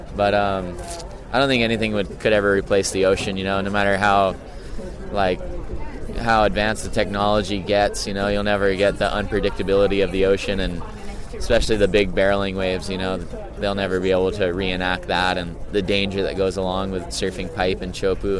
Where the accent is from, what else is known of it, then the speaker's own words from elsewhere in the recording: Hawaii, United States; growing up in Hawaii